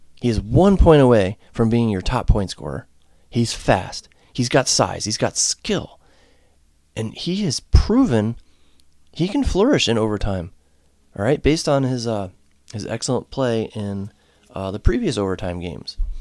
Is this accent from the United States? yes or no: yes; home state of the Whalers, Connecticut, United States; now in Ohio, United States; my home state